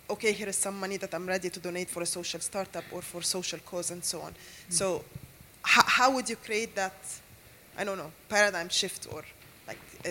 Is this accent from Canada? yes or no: no; Egypt; I come from Egypt